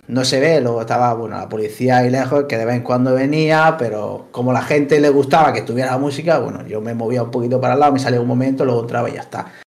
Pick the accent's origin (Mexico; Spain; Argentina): Spain; Linares, Andalusia; now in Girona, Spain; soy de Linares.